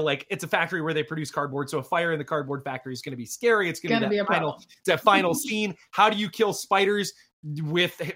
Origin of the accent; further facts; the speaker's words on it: Michigan, United States; having grown up in the 80s in Michigan